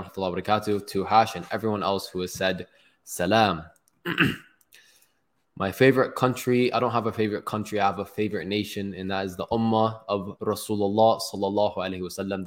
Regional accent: Toronto, Ontario, Canada; also born or lived in Palestine; I'm from Toronto

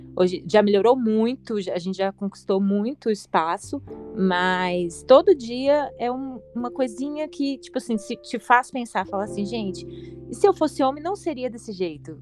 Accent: Belo Horizonte, Minas Gerais, Brazil; eu sou de Belo Horizonte

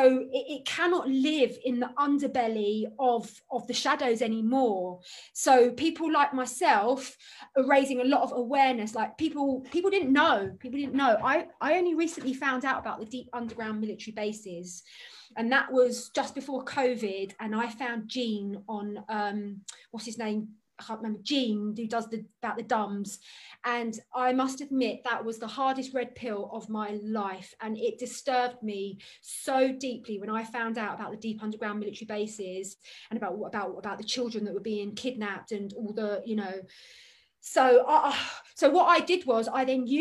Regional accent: London, United Kingdom; I grew up in Hampstead

